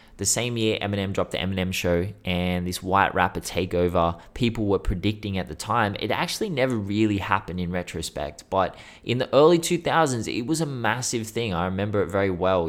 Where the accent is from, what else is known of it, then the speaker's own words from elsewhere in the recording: Sydney, New South Wales, Australia; I'm from Sydney, Australia, not Houston, Texas